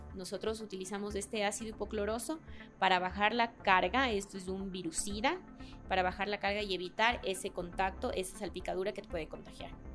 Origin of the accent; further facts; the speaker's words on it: Babahoyo, Los Ríos, Ecuador; moved away as an adult; also born or lived in Guaranda; nací en Guaranda, pero crecí en Babahoyo y estudié. Y yo digo siempre que soy de Babahoyo